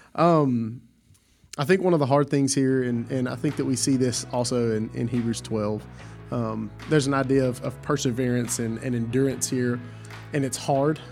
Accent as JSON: {"language": "English", "region": "Southwest Louisiana", "country": "United States", "said": "I'm from Southwest Louisiana"}